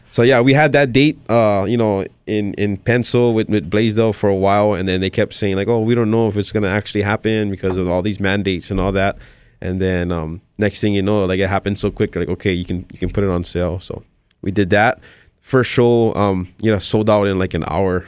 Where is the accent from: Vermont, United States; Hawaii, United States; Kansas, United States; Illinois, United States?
Hawaii, United States; born and raised here